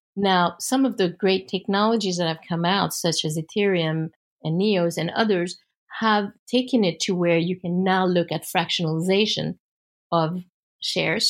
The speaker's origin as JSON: {"language": "English", "country": "United States", "said": "as an American"}